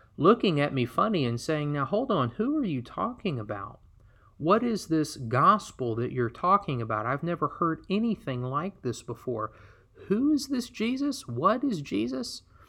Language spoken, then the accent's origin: English; Alabama, United States; I was born and raised in Alabama, the Deep South